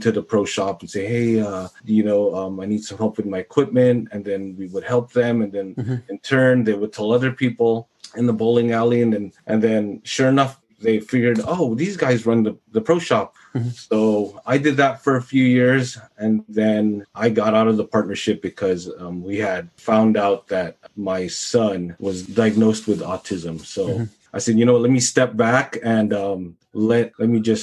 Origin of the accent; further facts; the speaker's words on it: San Francisco, California, United States; I'm from San Francisco, California